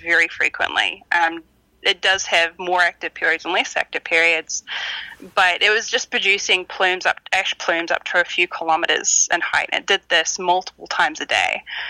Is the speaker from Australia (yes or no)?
no; New Zealand; moved away; I grew up in New Zealand, so growing up around volcanoes